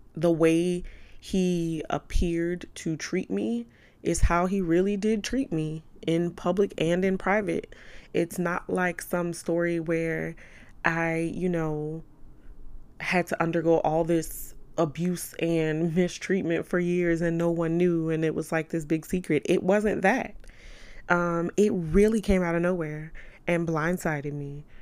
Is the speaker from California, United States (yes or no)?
no; New Orleans, Louisiana, United States; I'm from New Orleans. I'm real, I'm real five oh four. I'm real uptown